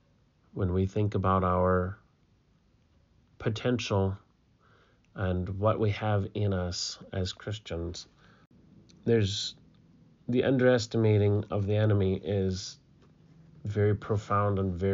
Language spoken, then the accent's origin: English; Senegal; I'm from Senegal, West Africa.